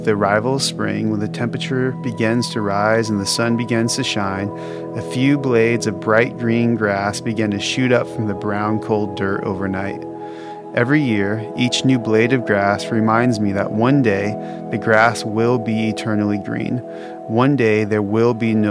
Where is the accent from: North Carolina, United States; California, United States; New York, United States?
California, United States; Southern; now in Texas, United States; I grew up in Southern California, where the grass used to be perpetually green